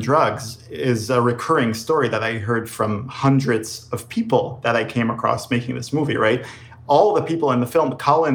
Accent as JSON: {"language": "English", "country": "Israel", "tie": "born or raised there", "also_born_or_lived": "New York / Los Angeles", "moved": "yes", "lives_now": "United States", "said": "growing up in Israel"}